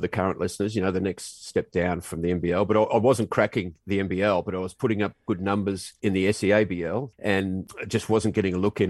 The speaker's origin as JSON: {"language": "English", "country": "Australia", "moved": "as an adult", "said": "being Australian and being on the basketball team as well"}